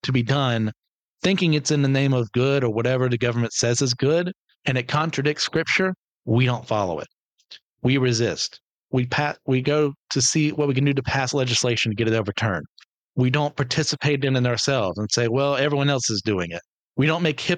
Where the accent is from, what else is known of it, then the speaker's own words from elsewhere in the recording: United States; I am American